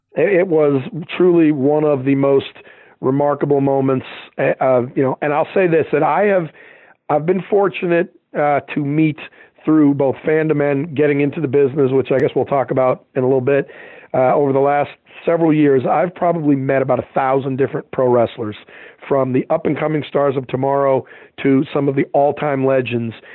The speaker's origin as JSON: {"language": "English", "town": "Boston", "region": "Massachusetts", "country": "United States", "moved": "yes", "said": "I'm from Boston"}